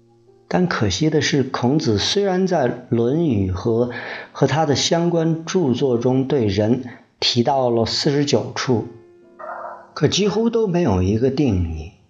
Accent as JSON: {"language": "Chinese", "country": "China", "said": "也就是那会儿吧，基本上奠定了我们中国人的文化基因底色。"}